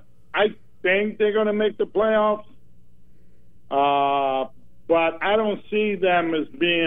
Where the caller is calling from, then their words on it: Myrtle Beach, South Carolina, United States; from South Carolina, Myrtle Beach.